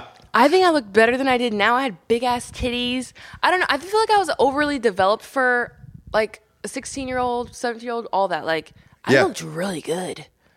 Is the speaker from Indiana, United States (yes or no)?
yes; Columbus, Indiana, United States; Columbus, Indiana.